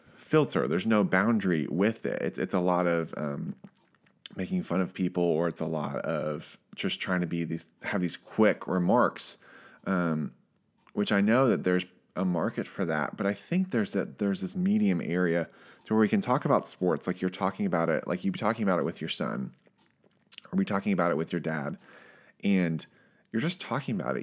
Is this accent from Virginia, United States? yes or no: yes; Richmond, Virginia, United States; I grew up in Virginia, Richmond, Virginia